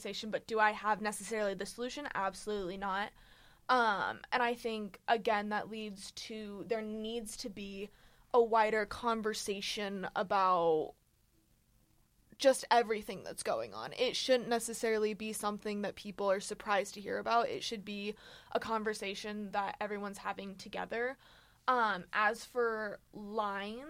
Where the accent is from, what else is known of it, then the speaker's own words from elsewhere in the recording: United States; I'm American